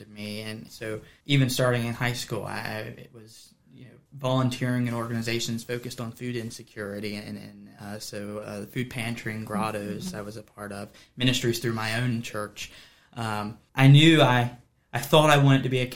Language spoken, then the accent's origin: English; Harrisonburg, Virginia, United States; also born or lived in Hampton Roads, Virginia / Staunton, Virginia; I grew up here in Harrisonburg in Rockingham County, just down the road in Keesletown